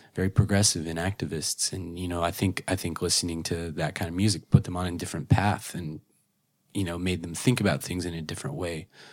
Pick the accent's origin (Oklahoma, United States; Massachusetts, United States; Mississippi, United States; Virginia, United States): Oklahoma, United States; growing up in Oklahoma, you know, very conservative place